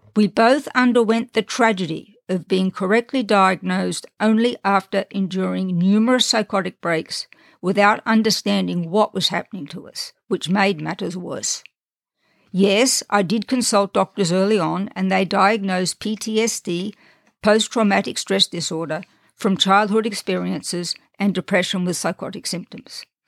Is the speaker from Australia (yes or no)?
yes; Australia; moved away as an adult; also born or lived in Europe; now in United States; I was born and raised in Australia